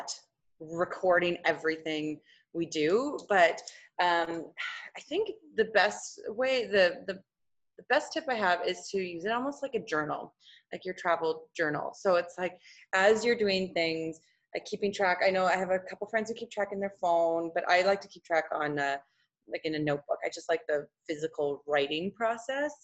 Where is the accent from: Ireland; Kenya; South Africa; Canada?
Canada; Saskatchewan; I grew up in Saskatchewan